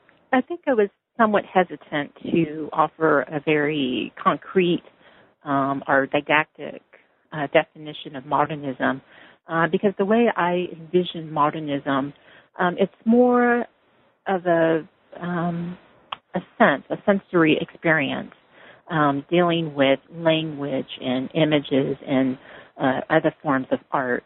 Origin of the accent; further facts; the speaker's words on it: Louisiana, United States; also born or lived in Massachusetts / California; But I grew up in Louisiana and went to school in Massachusetts and also in the Bay Area at UC Berkeley.